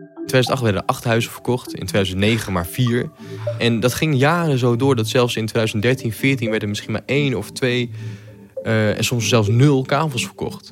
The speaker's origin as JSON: {"language": "Dutch", "region": "Groningen", "country": "Netherlands", "said": "De provincie waar ik werk eh, voor NSC Handelsblad en eh, ook waar ik vandaan kom"}